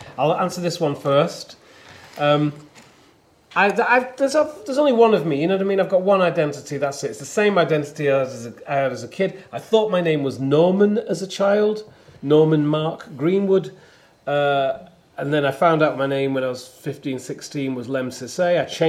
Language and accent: English; the north of England, United Kingdom; now in London, United Kingdom; I'm a northerner from the north of England. I live in London. I'm Ethiopian, I am British.